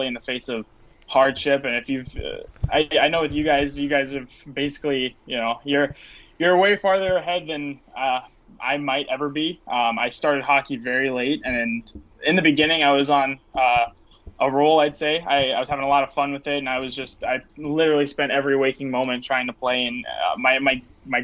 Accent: Las Vegas, Nevada, United States; I was born and raised in Las Vegas

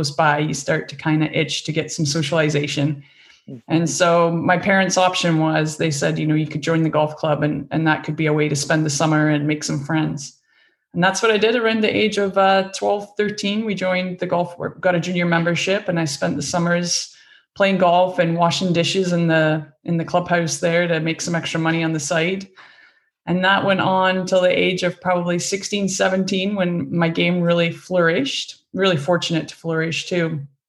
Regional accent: Scotland, United Kingdom; moved away as an adult; I grew up in Scotland on a farm. Came from a farming community. Both my parents were farmers

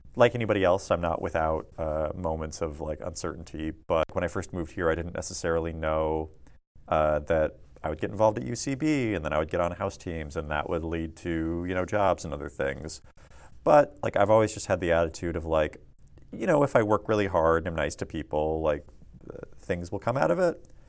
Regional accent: Tulalip Indian Reservation, Washington, United States; moved away as an adult; now in Los Angeles, United States; I grew up on the Tulalip Indian Reservation in Washington State.

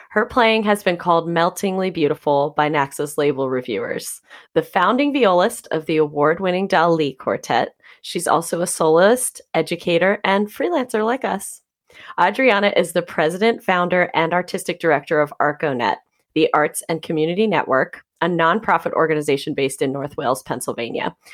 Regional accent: Caracas, Capital District, Venezuela; first language Spanish; English is a second language; moved away as an adult; now in Philadelphia area, United States; So I was born in Venezuela in Caracas

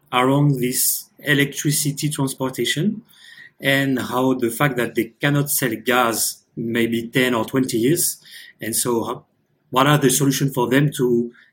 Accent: Paris, Île-de-France, France; moved away as an adult; now in Tahiti, French Polynesia; originally I'm from France, from Paris

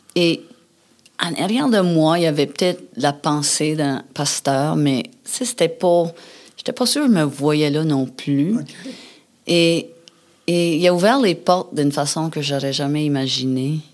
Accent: New Brunswick, Canada; moved away; je viens du Nouveau-Brunswick

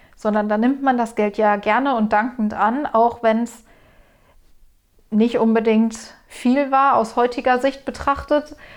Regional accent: Ruhr area, near the Sauerland border, North Rhine-Westphalia, Germany; ich komme aus Deutschland, aus dem Ruhrgebiet, Grenze Sauerland

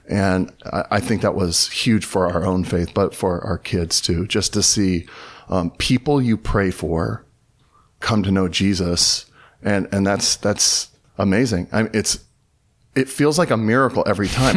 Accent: Southern California, United States; moved away as an adult; also born or lived in Dayton, Tennessee; now in Los Angeles, United States; I grew up in Southern California

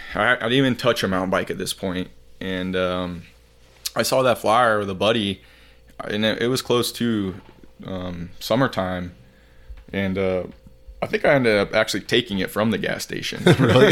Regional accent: Heber City, Utah, United States; also born or lived in Saint George, Utah; Born and raised in Heber City, Utah.

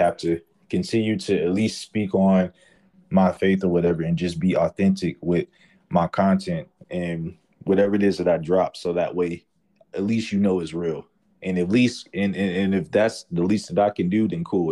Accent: Atlanta, Georgia, United States; I'm from Atlanta

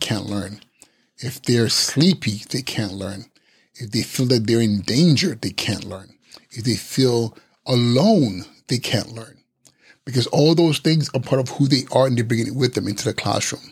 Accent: Nigeria; English is a second language; I am Nigerian and sometimes my brain doesn't connect quite with my English

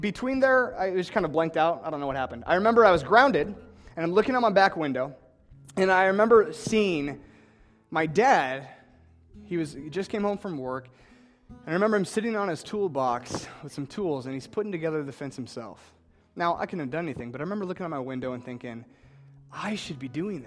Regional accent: Ankeny, Iowa, United States; I'm from Ankeny, Iowa, and I grew up in two different houses.

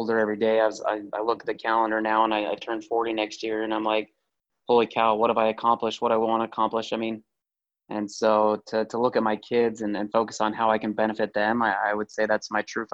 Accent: Utah, United States; I'm from Utah.

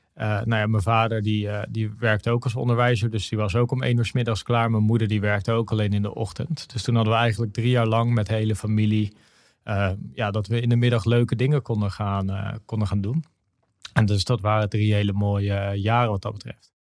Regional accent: Noordwijk, South Holland, Netherlands; also born or lived in Aruba; ik ben opgegroeid in Noordwijk aan, aan zee. En ehm, daar ben, heb ik gewoond totdat ik acht was. Toen heb ik drie jaar naar Aruba gewoond.

